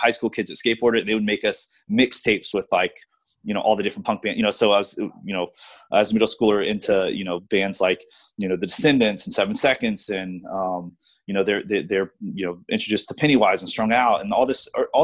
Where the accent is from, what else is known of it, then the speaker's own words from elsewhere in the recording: Virginia, United States; also born or lived in Louisiana; I moved to Virginia from Louisiana in middle school